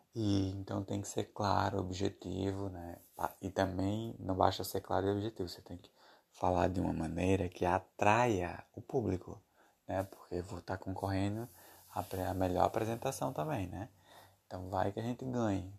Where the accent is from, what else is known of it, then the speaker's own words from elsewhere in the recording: Brazil; Eu sou brasileiro